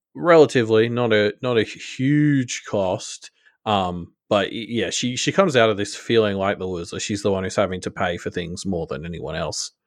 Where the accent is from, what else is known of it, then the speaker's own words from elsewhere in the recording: Australia; I'm I'm Australian